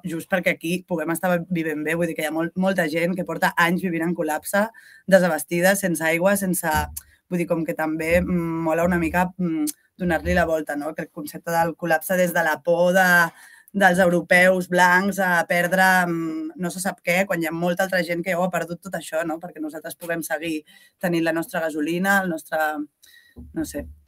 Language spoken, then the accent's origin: Catalan; Catalonia, Spain; first language Catalan; jo sóc catalanoparlant